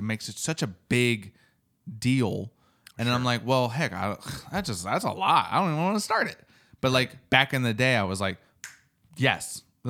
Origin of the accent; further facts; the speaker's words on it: East Coast, United States; I don't know if it's the East Coaster in me or what